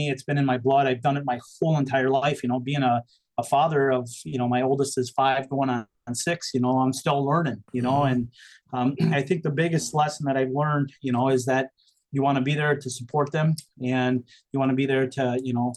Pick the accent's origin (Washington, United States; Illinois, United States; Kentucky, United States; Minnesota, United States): Minnesota, United States; Fairmont; a guy that grew up here, graduated from here, was off to college, you know, I was only away from Fairmont for about 4 or 5 years